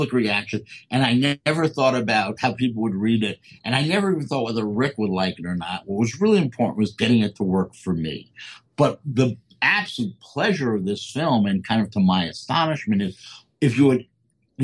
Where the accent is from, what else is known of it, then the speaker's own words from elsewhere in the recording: New Jersey, United States; I'm a kid from New Jersey.